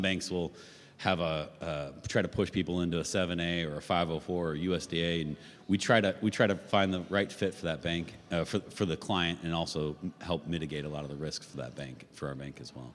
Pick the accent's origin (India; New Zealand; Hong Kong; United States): United States; Vero Beach, Florida; I born and raised in Vero Beach.